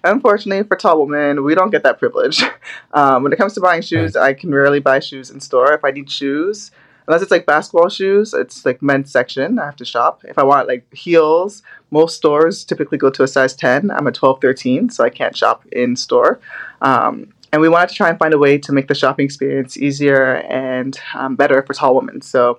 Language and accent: English; Scarborough, Ontario, Canada; also born or lived in Barrie; So we grew up in Scarborough first. And there, my sister and I, we ran a lot of track, swimming.